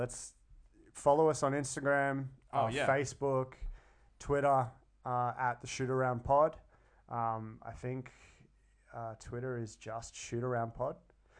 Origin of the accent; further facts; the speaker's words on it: Sydney, New South Wales, Australia; now in Brisbane, Australia; Yeah, I'm Sydney born, moved to Brisbane.